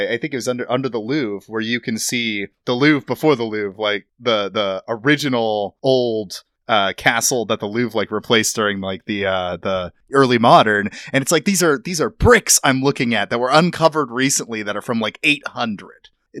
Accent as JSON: {"language": "English", "country": "United States", "said": "I'm American as hell."}